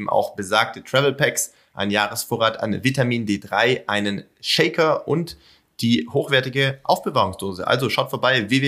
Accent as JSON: {"language": "German", "area": "near Pforzheim", "region": "Baden-Württemberg", "country": "Germany"}